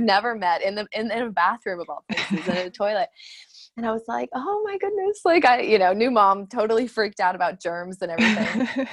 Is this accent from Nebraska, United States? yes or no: no; Arizona, United States; moved away as an adult; also born or lived in London, United Kingdom / Dubai, United Arab Emirates; I'm from Arizona